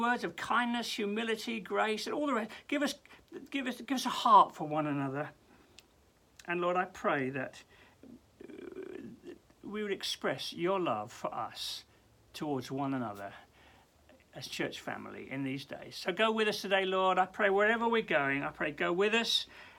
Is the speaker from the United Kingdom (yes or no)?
yes; England, United Kingdom; we're English